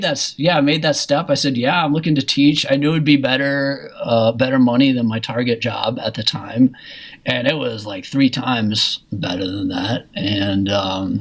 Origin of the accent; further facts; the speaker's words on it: Minneapolis, Minnesota, United States; I ended up staying at in my hometown of Minneapolis